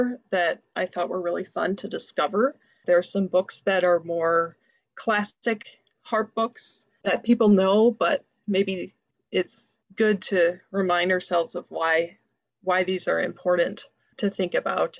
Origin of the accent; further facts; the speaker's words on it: White Bear Lake, Minnesota, United States; also born or lived in Toronto; I'm from White Bear Lake, Minnesota